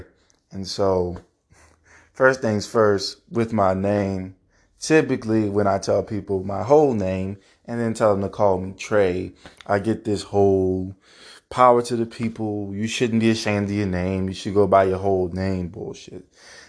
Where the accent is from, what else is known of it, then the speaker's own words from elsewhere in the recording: Louisiana, United States; Somebody from the Ninth Ward doesn't sound like me. I grew up on the West Bank.